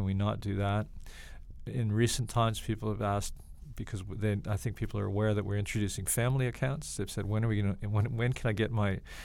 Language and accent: English; Canada; moved away as an adult; also born or lived in Toronto, Canada; now in Australia; I'm a Canadian, but I'm also an Australian